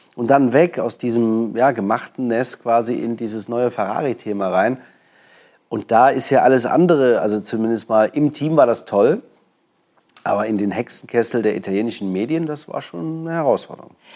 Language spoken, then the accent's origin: German; Germany; bei uns in Deutschland